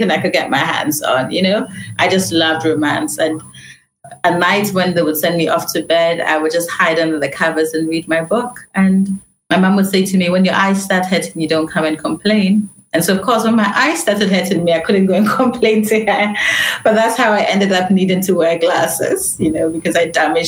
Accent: Ghana; moved away as an adult; also born or lived in London, United Kingdom; So although I was born in London, you know, my mom moved back to Ghana when I was really young, under 2 years old

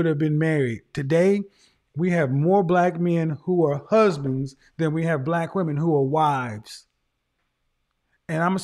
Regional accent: Oklahoma, United States; I'm from Oklahoma

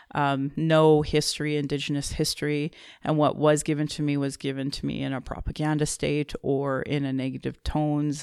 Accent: Alberta, Canada; also born or lived in Calgary / Fort McMurray / Sylvan Lake; I was born in Calgary and I was raised in Alberta

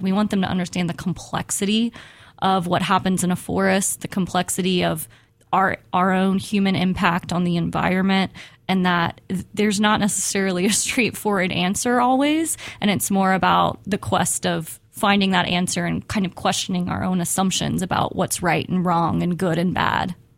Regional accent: Houston, Texas, United States; I grew up in Houston, Texas

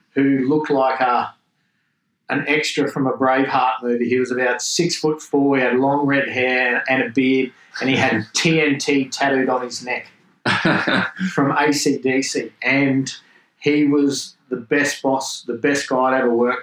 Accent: Australia; accent: Australian; growing up in Australia and being in that trade environment

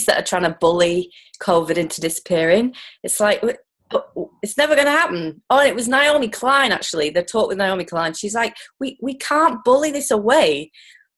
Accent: United Kingdom; moved away; I'm a UK person born and bred

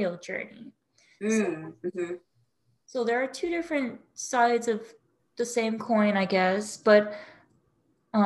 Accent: Hawaii, United States; I grew up in Hawaii

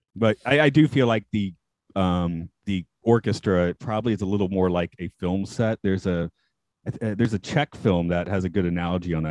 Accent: Atlanta, Georgia, United States; my hometown's Atlanta.

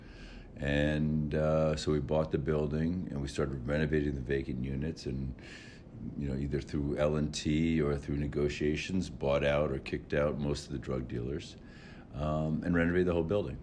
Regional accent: New York City, New York, United States; I grew up in New York City

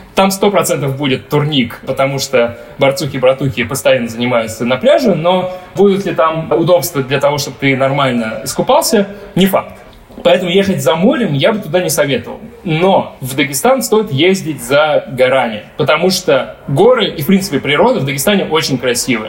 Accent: Dagestan, Russia; я, как типичный дагестанец

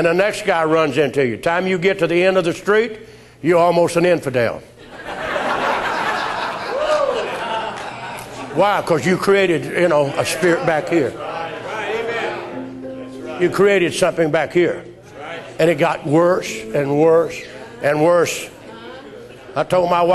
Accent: United States; we American people

